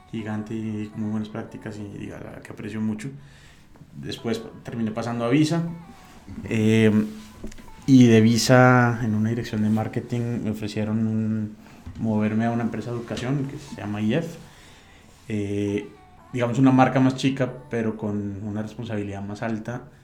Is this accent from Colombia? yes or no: yes; Colombia; now in Mexico; yo soy colombiano eh, y mexicano, como Chabela, por decisión. Muy bien. llevo 10 años en, México y hace 4 me nacionalicé.